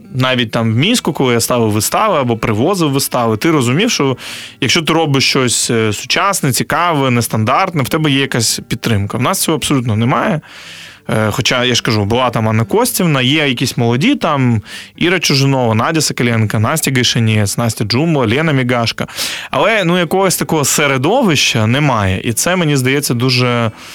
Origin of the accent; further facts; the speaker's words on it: Chornomorsk, Odesa Oblast, Ukraine; now in Kyiv, Ukraine; Я з російськомовного регіону, я з Одещини, з міста Чорноморськ раніше це Лічівськ.